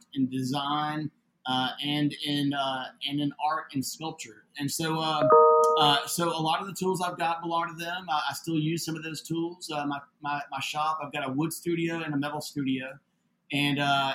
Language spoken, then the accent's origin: English; Atlanta, Georgia, United States; moved away as an adult; now in Austin, United States; I'm originally from Atlanta, Georgia. I moved to Austin back in the 80s.